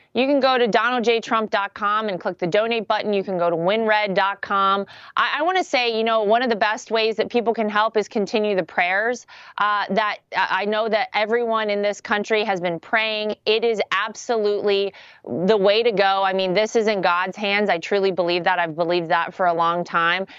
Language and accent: English; North Carolina, United States; moved away; home state is North Carolina. My family still lives there. I still consider it home.